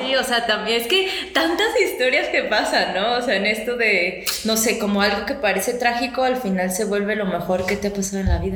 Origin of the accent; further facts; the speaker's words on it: Mexico; viajando a otros estados de nuestro México querido